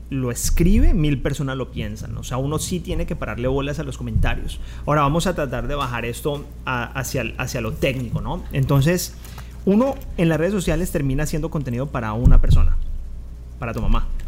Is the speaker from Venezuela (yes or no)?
no; Valle del Cauca, Colombia; accent: caleño; Pero yo hablo caleño, ¿eh?